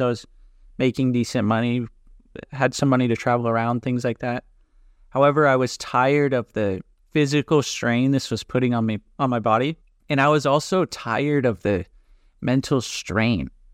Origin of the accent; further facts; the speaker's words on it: California, United States; moved away as an adult; also born or lived in Dallas, Texas; now in Greece; I'm originally from California